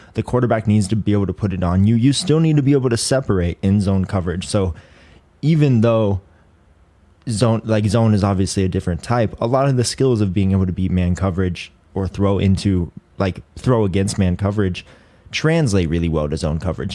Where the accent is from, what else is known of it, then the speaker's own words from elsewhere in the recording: Colorado, United States; I'm from Colorado